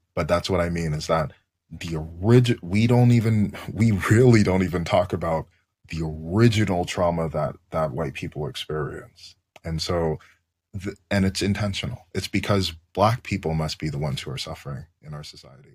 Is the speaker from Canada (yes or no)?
yes; Canada; as a Canadian